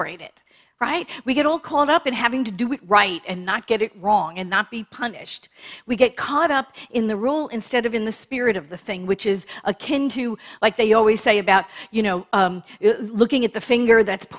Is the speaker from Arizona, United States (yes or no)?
no; New York, United States; growing up in New York